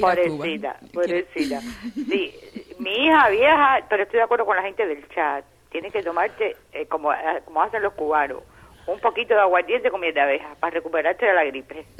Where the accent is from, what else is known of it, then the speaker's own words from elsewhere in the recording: Venezuela; mi pueblo de Venezuela, que lo quiero